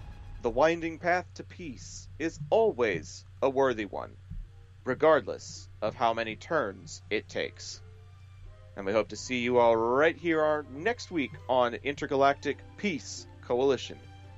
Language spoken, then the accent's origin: English; the South, United States; Maybe I was trying to emphasize that I'm from the South, but I legit, like, sounded as if I was wearing a hat that night.